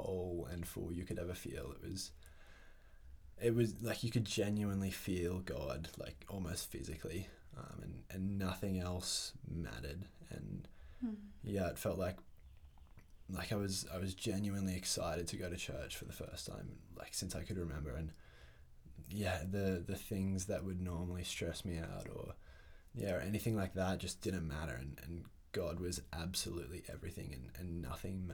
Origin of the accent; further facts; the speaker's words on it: Canberra, Australian Capital Territory, Australia; I was born in Canberra into a Christian family